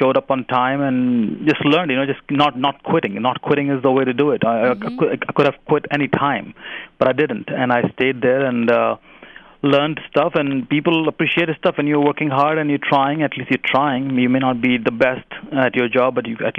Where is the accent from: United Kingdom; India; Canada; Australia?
India; moved away as an adult; also born or lived in Virginia; now in United States; I married a woman from Pennsylvania in my hometown in India